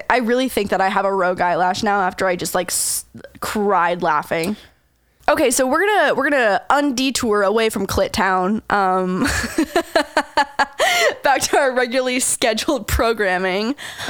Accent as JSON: {"language": "English", "town": "St. Catharines", "region": "Ontario", "country": "Canada", "tie": "born or raised there", "also_born_or_lived": "Toronto", "moved": "yes", "said": "for anyone that's listening who happens to live in St. Catharines, Ontario, Canada, it was in Port Dalhousie, which is like this tiny, cute little touristy town."}